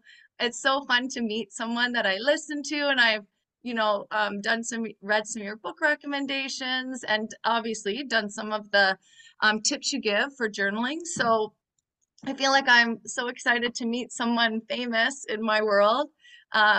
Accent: near Toronto, Ontario, Canada; I come from Canada, what some people call Canada, near Toronto.

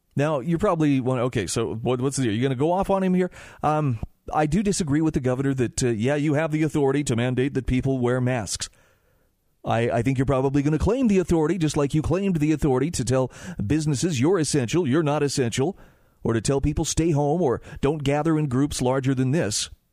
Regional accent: Utah, United States; my home state of Utah

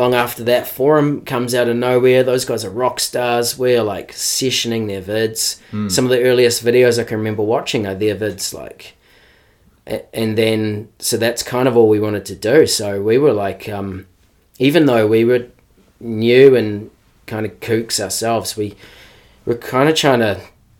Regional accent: Canterbury, South East England, United Kingdom; because I guess I grew up in Canterbury.

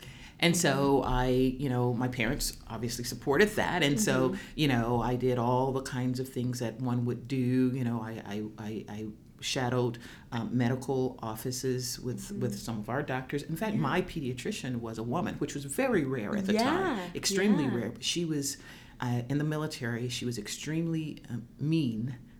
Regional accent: Oklahoma City, Oklahoma, United States; I grew up in Oklahoma City

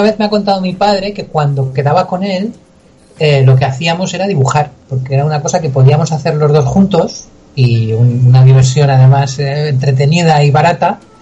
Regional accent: Albacete, Castilla-La Mancha, Spain; soy de Albacete

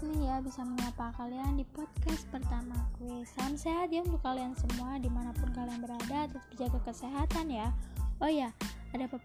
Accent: Palembang, South Sumatra, Indonesia; Lanjut dah umur 18 tahun, gue berasal dari Palembang

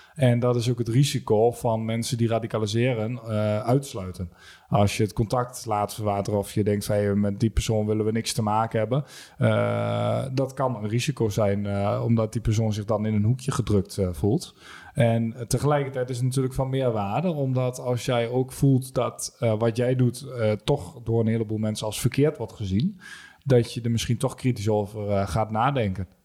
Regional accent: Almelo, Overijssel, Netherlands; 28 eh, uit Almelo.

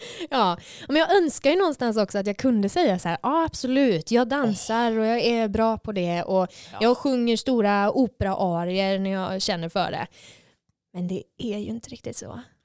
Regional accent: Kalmar, Kalmar County, Sweden; moved away as an adult; now in Gothenburg, Sweden; Jag är från eh, Kalmar i Sverige

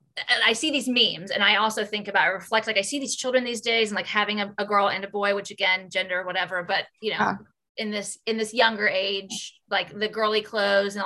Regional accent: New Albany, Indiana, United States; born and raised in New Albany, Indiana

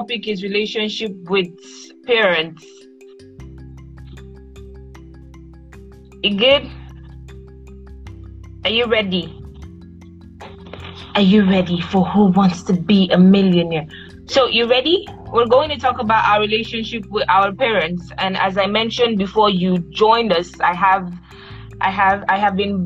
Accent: Nigeria; I'm a Nigerian, a proud one

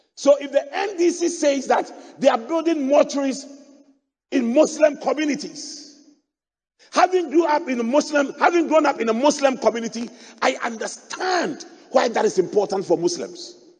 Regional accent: Accra, Greater Accra, Ghana; I grew up in Adabraka, opposite the mosque

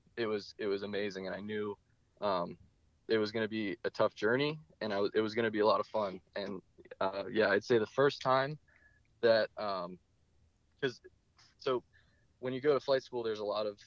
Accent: Ireland; It was St. Patrick's Day the first time I flew, and I knew it was a good day for me. As an Irish man.

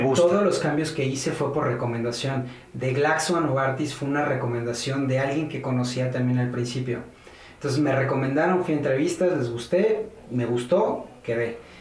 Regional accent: Cuernavaca, Morelos, Mexico; moved away as an adult; now in Mexico City, Mexico; Cuando estaba chico nos fuimos a Cuernavaca, me fui con mis papás a Cuernavaca a estudiar allá la primaria, pues, kinder, primaria, secundaria, prepa. Prácticamente yo soy un guayabo.

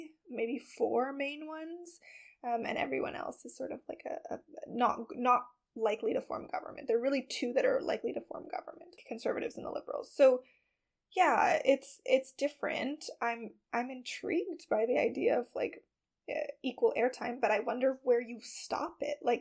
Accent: Canada

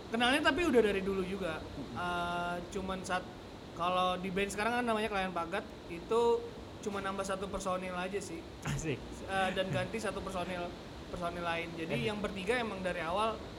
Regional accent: Banjarmasin, South Kalimantan, Indonesia; born there; aku lahir di Banjarmasin tapi aslinya orang Batak.

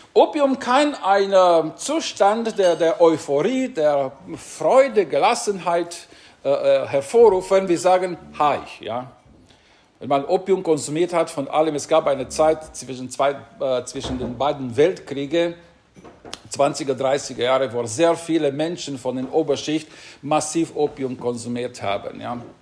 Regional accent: Romania; now in Singen, Germany; als ich Personalausweis in Rumänien, bei uns hieß es damals Identitätsausweis bekommen habe

